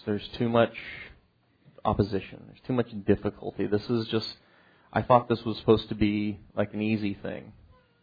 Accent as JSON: {"language": "English", "region": "Kansas", "country": "United States", "tie": "born or raised there", "said": "growing up in Kansas, I know nothing about farming."}